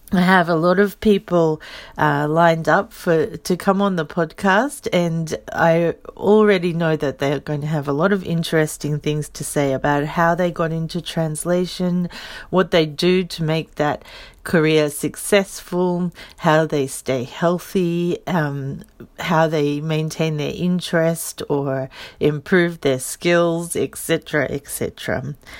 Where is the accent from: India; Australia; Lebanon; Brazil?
Australia; moved away as an adult; now in Saitama, Japan; I'm an Australian. I live in Saitama. I've been in Japan for a little over sixteen years.